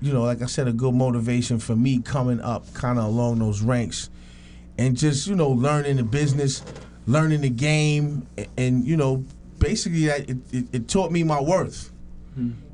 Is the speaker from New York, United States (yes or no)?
yes; New York City, New York, United States; I grew up in Queens, officially a Queens native